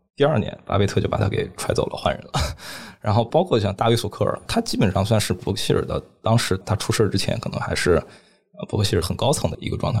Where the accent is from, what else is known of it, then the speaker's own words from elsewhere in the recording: China; also born or lived in Hong Kong; 我们中国人经常讲说，读万卷书，行万里路。